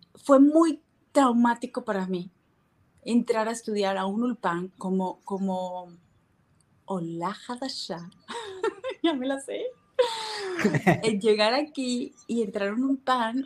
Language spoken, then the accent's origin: Spanish; Barranquilla, Atlántico, Colombia; also born or lived in Miami, United States / Mexico; now in Israel; soy colombiana, eh, barranquillera